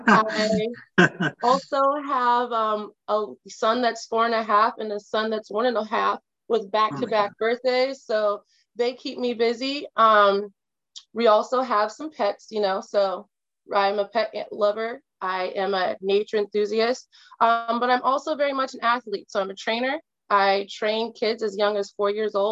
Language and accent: English; Kirkland, Washington, United States; also born or lived in Atlanta / Detroit; Being a person of color growing up on the East Side